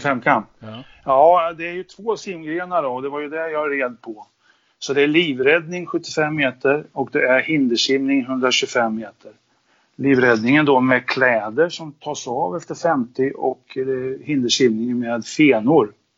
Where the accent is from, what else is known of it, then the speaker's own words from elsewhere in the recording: Linköping, Östergötland, Sweden; now in Haninge, Sweden; Född och uppvuxen i Linköping.